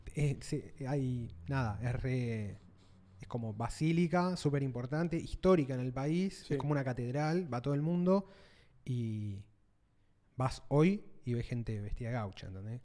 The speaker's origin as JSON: {"language": "Spanish", "country": "Argentina"}